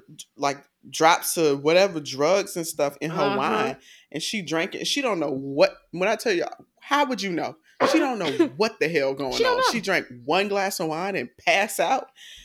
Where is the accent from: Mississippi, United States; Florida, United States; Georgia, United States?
Georgia, United States; I'm not from Atlanta. I'm from DeKalb County.